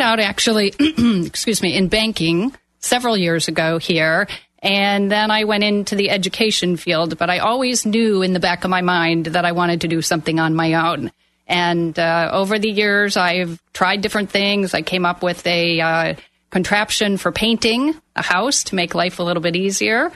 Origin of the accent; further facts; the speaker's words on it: Milwaukee, Wisconsin, United States; moved away as an adult; I am from Milwaukee, Wisconsin. I moved down here over 30 years ago